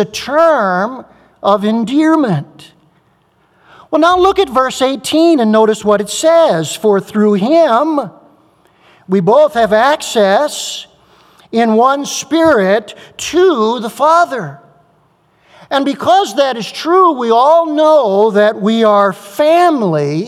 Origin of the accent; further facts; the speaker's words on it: United States; I'm an American